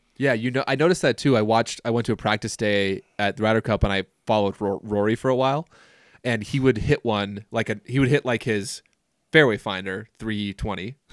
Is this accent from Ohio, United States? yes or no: no; Minnesota, United States; growing up in Minnesota